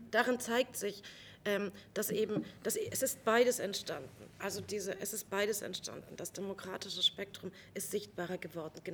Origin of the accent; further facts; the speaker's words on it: East Germany, Germany; von mir als Ostdeutscher immer wieder verlangt wird